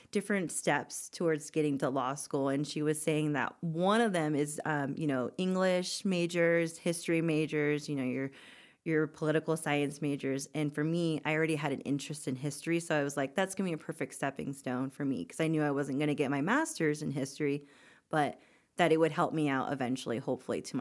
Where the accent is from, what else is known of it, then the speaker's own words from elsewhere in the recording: Florida, United States; also born or lived in Germany; I was born in Germany, raised in Florida, but, you know, true heart Coloradan.